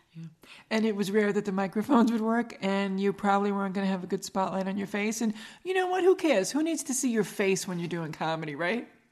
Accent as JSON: {"language": "English", "area": "Long Island", "region": "New York", "country": "United States", "said": "Long Island"}